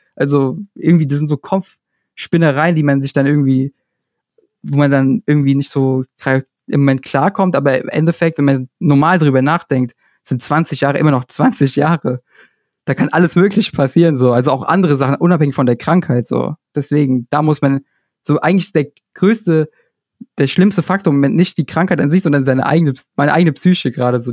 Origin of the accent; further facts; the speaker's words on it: Italy; ich komme auch noch aus Italien